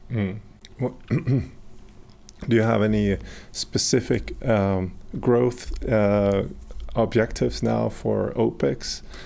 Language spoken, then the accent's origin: English; Sweden; I'm abroad from Sweden